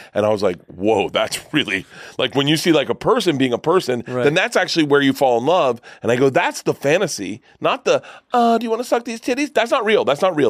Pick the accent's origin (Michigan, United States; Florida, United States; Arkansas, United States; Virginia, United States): Florida, United States; I grew up in Florida